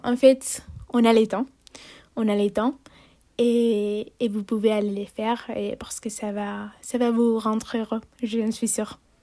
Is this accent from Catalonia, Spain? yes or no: yes; Barcelona, Catalonia, Spain; French is a second language; moved away as an adult; chez moi à Barcelone